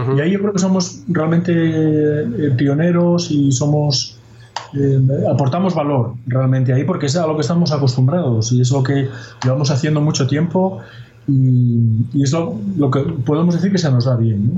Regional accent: Asturias, Spain; Yo soy asturiano

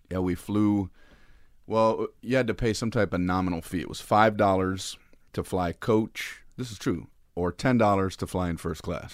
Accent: Miami, Florida, United States; I grew up in Miami, Florida

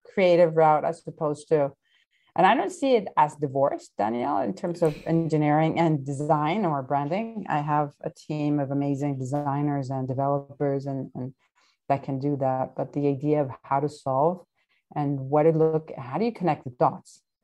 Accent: Venezuela; moved away; my home country in Venezuela

